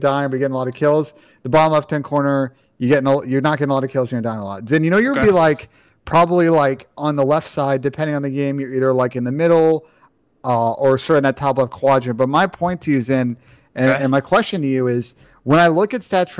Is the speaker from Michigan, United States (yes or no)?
no; New York, United States; now in Columbus, United States; I'm from New York, but I live in Columbus.